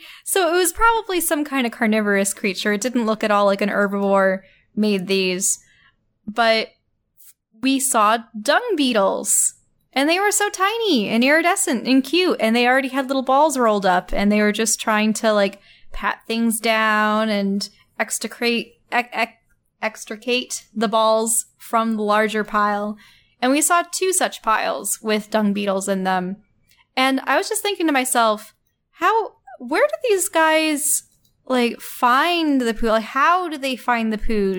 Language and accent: English; New York, United States; now in Kansas, United States; I'm from New York, and there's just endless forests there